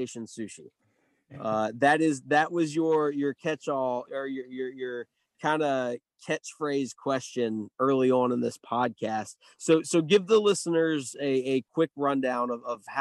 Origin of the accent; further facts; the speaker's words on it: the South, United States; as a Southerner myself, it's an extremely unique place to grow up